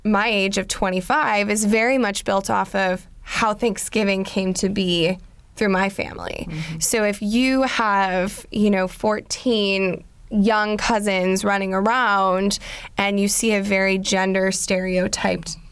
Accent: Wisconsin, United States; I'm from Wisconsin

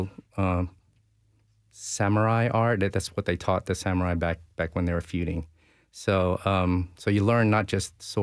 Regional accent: Philippines; now in Nashville, United States; I was born in the Philippines

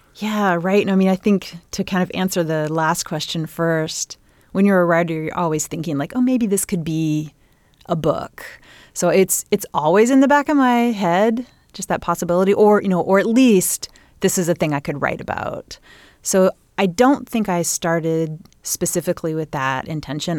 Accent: Bloomington, Indiana, United States; growing up in Bloomington, in that time period

